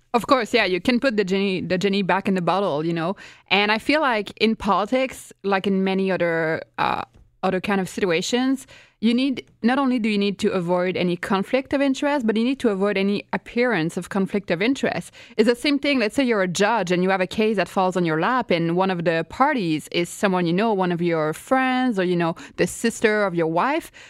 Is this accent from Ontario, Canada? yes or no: no; Quebec, Canada; I'm from Quebec